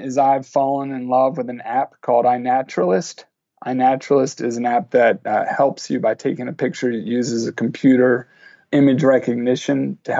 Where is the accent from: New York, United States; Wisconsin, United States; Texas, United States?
New York, United States; Bedford; I've created a project in my hometown of Bedford, New York, where we're trying to actually engage all of the citizens of this 18,000 people.